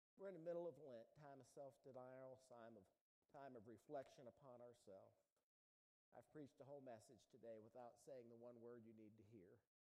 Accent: United States; When I was a kid, I grew up down there on the Ohio River

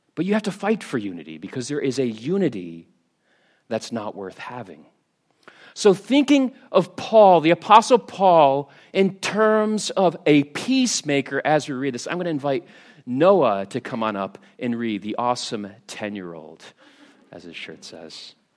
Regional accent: United States; now in Scotland; I am American.

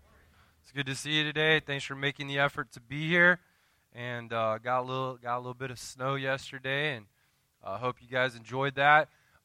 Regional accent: Winter Haven, Florida, United States; moved away; I grew up in the South, so we have really weird names down there, right?

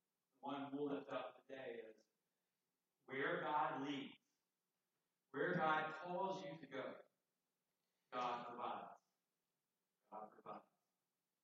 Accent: Summit Point, West Virginia, United States; just right nearby where I grew up in Summit Point, 5 miles apart

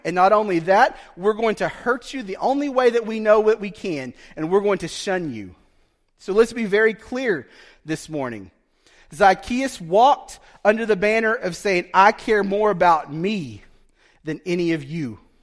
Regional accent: Broken Bow, Oklahoma, United States; growing up in Broken Bow as a poor Indian kid, a poor Choctaw kid

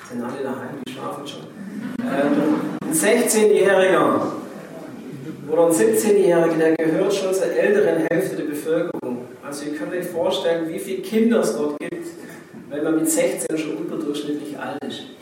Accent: Germany; bei uns in Deutschland hier.

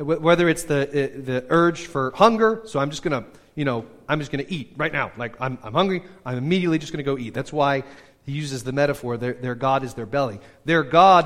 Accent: United States; we're such American radical individualists

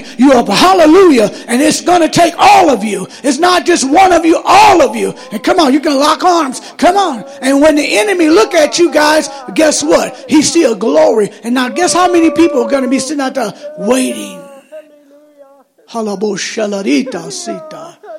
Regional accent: Michigan, United States; Here I am, I'm from Michigan, I'm in Arizona, I have no family at all.

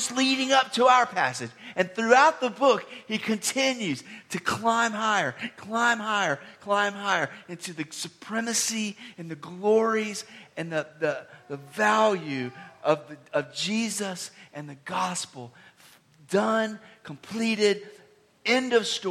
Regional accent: Decatur, Georgia, United States; I grew up in the Atlanta, Georgia area, near Decatur

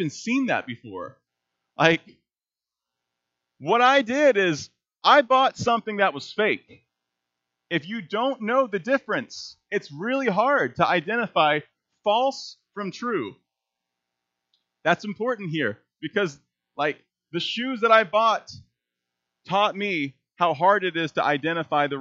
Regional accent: Texas, United States; moved away; I was raised in Texas

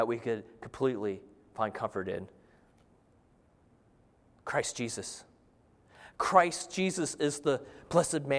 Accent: Arizona, United States; I'm from Arizona, and growing up out in the desert, there's not much water.

